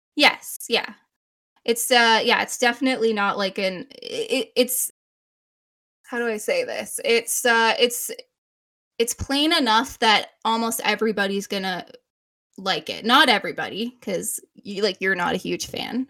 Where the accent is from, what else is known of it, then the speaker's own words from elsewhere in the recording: Canada; we are Canadian